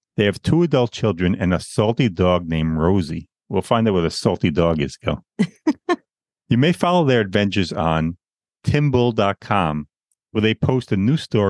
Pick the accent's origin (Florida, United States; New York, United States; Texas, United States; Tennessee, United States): New York, United States; Long Island; born or raised there